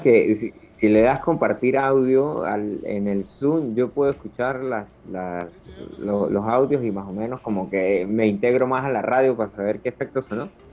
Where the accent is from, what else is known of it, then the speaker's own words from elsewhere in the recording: Venezuela; Amigo, yo soy venezolano yo soy venezolano. como muy buen venezolano que soy